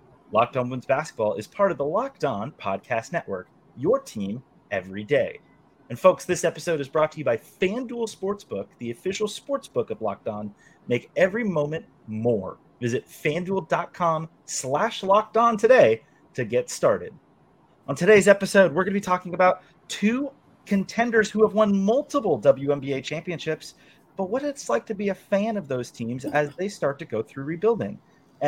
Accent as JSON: {"language": "English", "area": "San Francisco Bay Area", "region": "California", "country": "United States", "tie": "born or raised there", "said": "my entire childhood growing up in the Bay Area"}